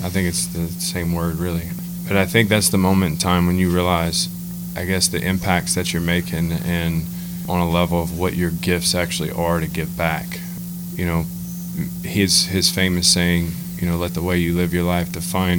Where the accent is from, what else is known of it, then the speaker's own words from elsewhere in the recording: Crowley, Louisiana, United States; also born or lived in Lake Charles, Louisiana; I was born in Lake Charles, and then around the first grade, we moved back here when he accepted the job, and we grew up in Crowley, Louisiana